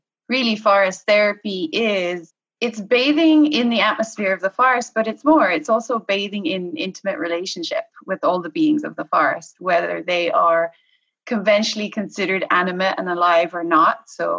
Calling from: Galway, Connacht, Ireland; I am calling from Galway in the west of Ireland.

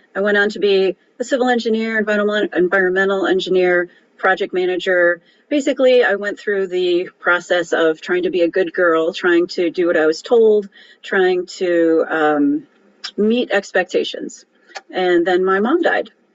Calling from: Cleveland, Ohio, United States; I'm calling in from Cleveland, Ohio

